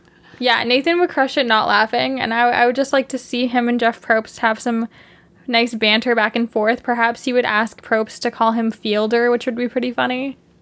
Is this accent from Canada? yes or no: yes; Canada; as two Canadian people